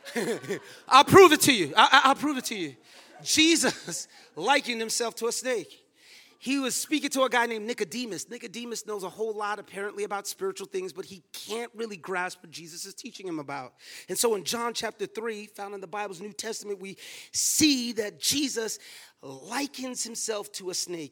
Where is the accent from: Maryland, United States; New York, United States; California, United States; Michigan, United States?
New York, United States; New York City; also born or lived in Texas; I was born in the Bronx